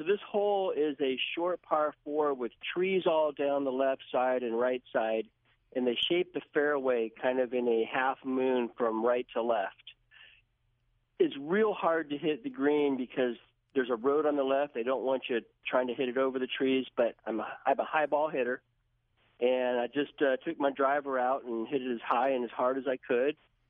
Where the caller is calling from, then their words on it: Sioux Falls, South Dakota, United States; Sioux Falls, South Dakota.